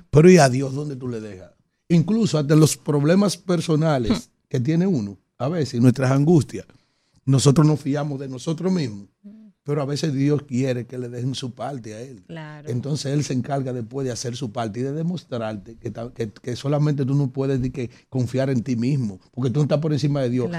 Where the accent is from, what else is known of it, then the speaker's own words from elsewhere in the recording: Yaguate, San Cristóbal, Dominican Republic; Yo soy de Yaguate, San Cristóbal, que nos divide la provincia y Abaní por el río Nizao